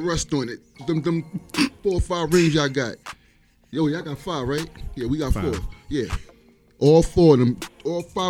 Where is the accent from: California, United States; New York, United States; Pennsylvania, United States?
New York, United States; New York City; I grew up in Brooklyn, born and raised